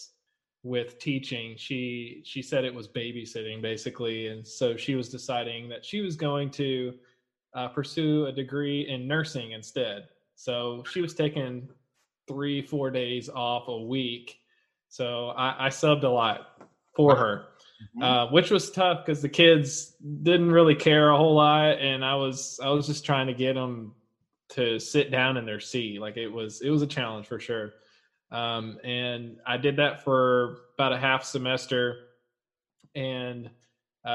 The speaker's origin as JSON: {"language": "English", "town": "Louisville", "region": "Kentucky", "country": "United States", "said": "I'm from Louisville, Kentucky"}